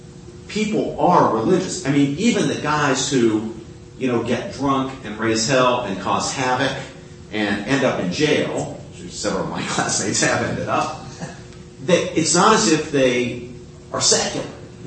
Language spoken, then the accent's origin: English; West Virginia, United States; I grew up in West Virginia.